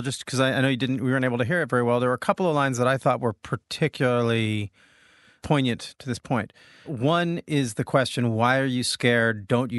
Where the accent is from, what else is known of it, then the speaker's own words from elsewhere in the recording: United States; As an American